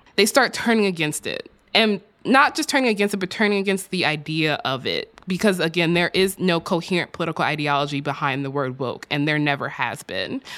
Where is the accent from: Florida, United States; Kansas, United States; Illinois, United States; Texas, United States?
Texas, United States; my home state of Texas